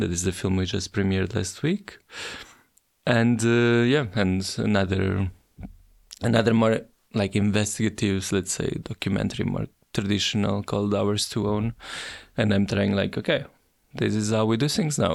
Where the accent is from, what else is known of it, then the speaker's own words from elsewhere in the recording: Portugal; my hometown, even though today is a forgotten small town